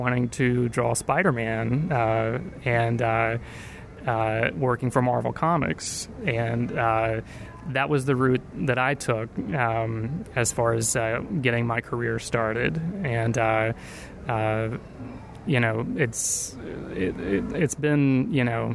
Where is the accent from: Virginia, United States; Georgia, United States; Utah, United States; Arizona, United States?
Virginia, United States; I was, you know, in Virginia